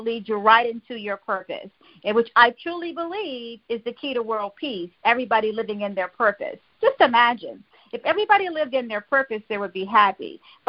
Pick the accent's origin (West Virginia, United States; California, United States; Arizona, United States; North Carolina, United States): North Carolina, United States; Fayetteville; I'm originally from Fayetteville, North Carolina. That's right, I'm a U.S. Army veteran and a U.S. Army brat.